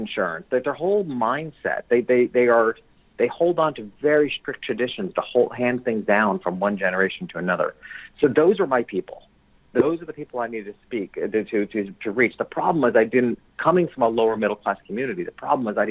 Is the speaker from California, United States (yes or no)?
no; New York, United States; moved away; my hometown, which was a couple hours, small country town, a couple hours north of New York City